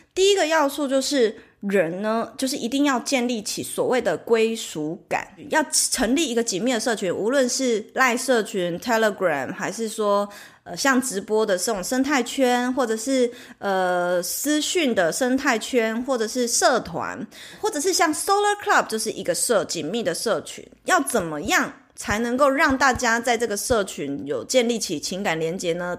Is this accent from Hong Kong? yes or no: no; Taiwan; 其实就是我们台湾人常讲的铁粉